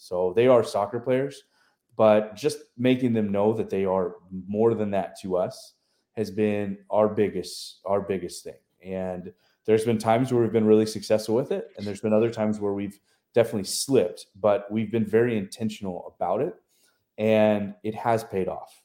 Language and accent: English; College Station, Texas, United States; moved away as an adult; also born or lived in Tuscaloosa, Alabama / Memphis, Tennessee / West Virginia / Illinois; now in Beaumont, United States; I grew up in College Station, so did a lot of stuff with A and M.